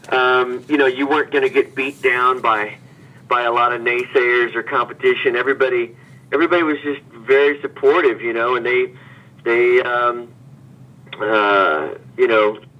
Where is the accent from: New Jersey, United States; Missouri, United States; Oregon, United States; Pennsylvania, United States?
Missouri, United States; Hannibal; now in New York, United States; well, first of all, um, Hannibal was a place where you could dream um, wide open.